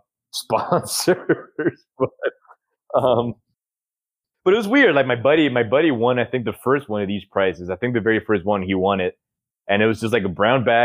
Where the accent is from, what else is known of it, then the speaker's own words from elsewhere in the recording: Honduras; moved away; growing up in Honduras